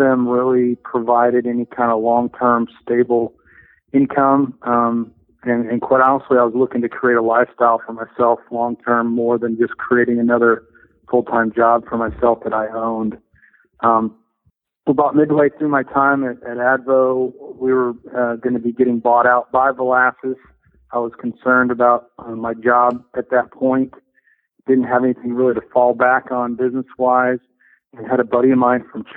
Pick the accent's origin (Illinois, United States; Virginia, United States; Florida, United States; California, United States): Illinois, United States; Chicago; I grew up in the Chicago area